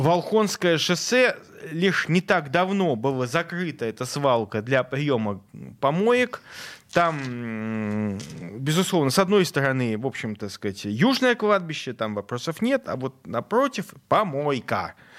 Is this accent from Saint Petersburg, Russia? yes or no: yes; Saint Petersburg, Russia; Я петербуржец, и я хочу, чтобы я и мои дети, и мои внуки оставались жить в Петербурге